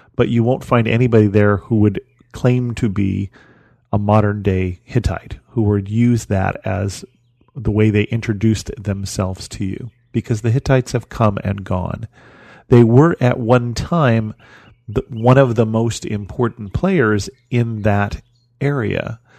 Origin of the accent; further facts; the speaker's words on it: United States; as an American